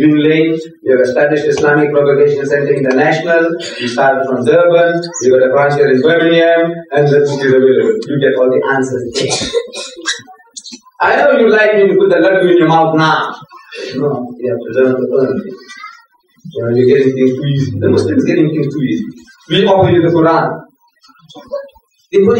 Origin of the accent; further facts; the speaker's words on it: India; English is a second language; moved away; also born or lived in South Africa; my people coming from my village in India, speaking my mother tongue, relations of mine